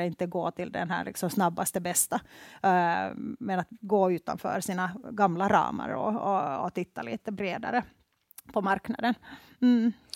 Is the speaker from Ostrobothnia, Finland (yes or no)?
no; Helsinki, Uusimaa, Finland; moved away as an adult; now in Stockholm, Sweden; jag är ursprungligen från Finland, från Helsingfors